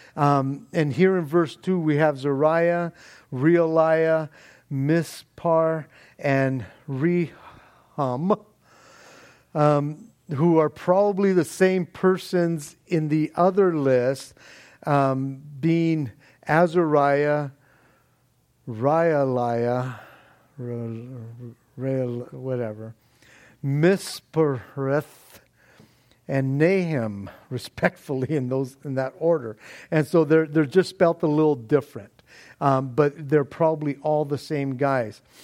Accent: Norwalk, United States; lived in my hometown of Norwalk

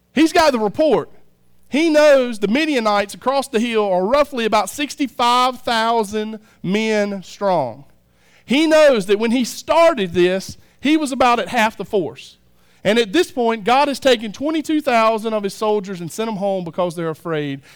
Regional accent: United States; I'm American

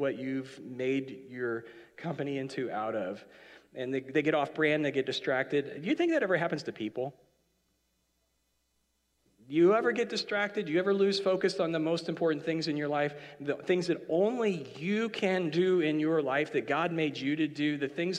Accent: Canada; So when you now, as a Canadian, went into Horton's, it took too long to get your drink

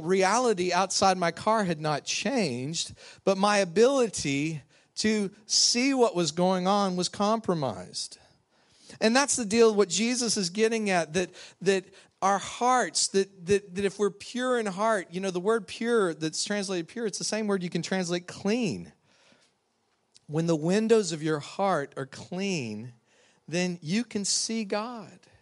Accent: West Texas, United States; moved away as an adult; now in Louisiana, United States; somebody who grew up out in Texas, West Texas

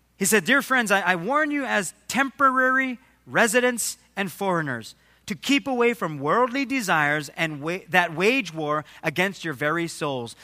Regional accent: Waimanalo, Hawaii, United States; I grew up in Waimanalo

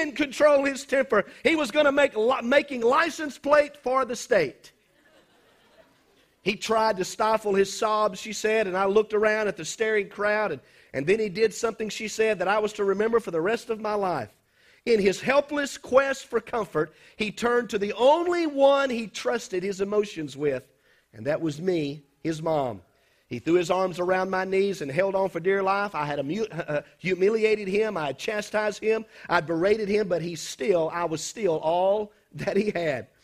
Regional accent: South Mississippi, United States; We was growing up in South Mississippi

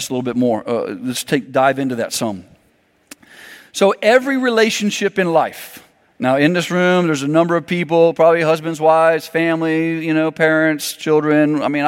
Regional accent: Miami, Florida, United States; I grew up in Miami, Florida

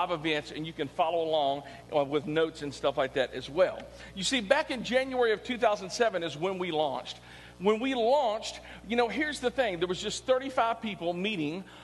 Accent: Clarksville, Tennessee, United States; I grew up here in Clarksville

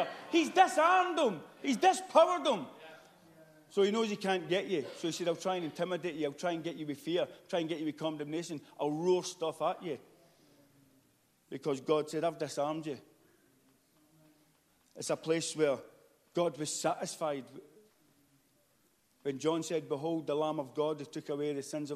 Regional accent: United Kingdom

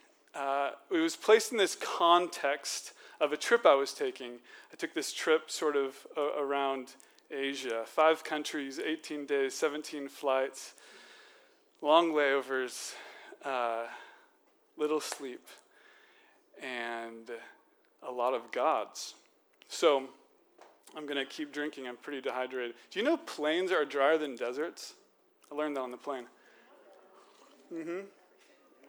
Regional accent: Washington, United States; Washington State.

